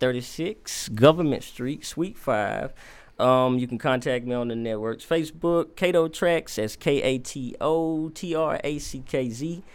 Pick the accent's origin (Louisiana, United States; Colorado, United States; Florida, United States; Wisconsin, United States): Louisiana, United States; Alexandria; I'm from Alexandria, Louisiana. Mm-hmm. That's where I was born and raised.